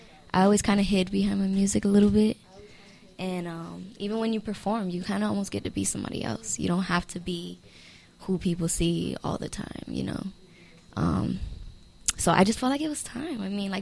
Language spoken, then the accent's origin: English; Miami, Florida, United States; I am an artist born and raised in Miami, Florida.